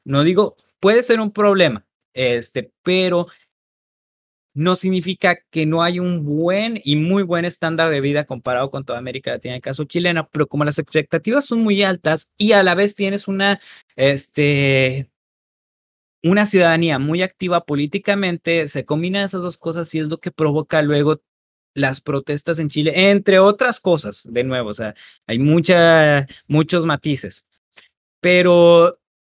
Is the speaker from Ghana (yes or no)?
no; Mexico; nosotros como mexicanos